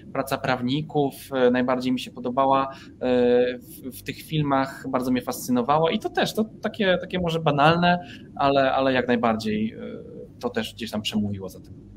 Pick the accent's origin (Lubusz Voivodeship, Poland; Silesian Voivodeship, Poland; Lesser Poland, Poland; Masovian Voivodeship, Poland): Lubusz Voivodeship, Poland; Nowa Sól; moved away as an adult; ja pochodzę z małego miasta, Nowa Sól e, w województwie lubuskim